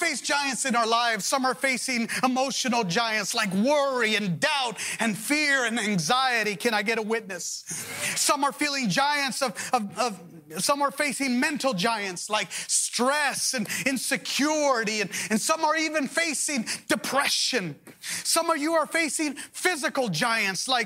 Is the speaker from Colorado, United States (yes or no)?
no; Los Angeles, California, United States; I grew up in Pacoima.